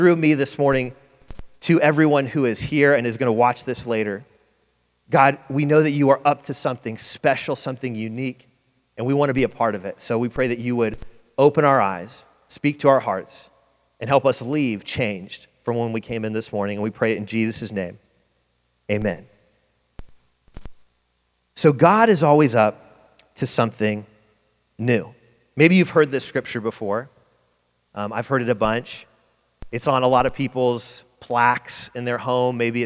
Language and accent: English; Detroit, Michigan, United States; moved away; I'm from Detroit. It's cold, but it ain't this cold.